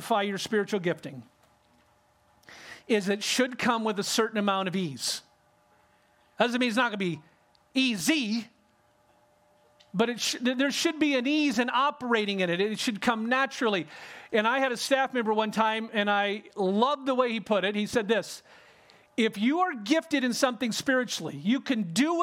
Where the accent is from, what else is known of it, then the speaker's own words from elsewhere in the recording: California, United States; I grew up in California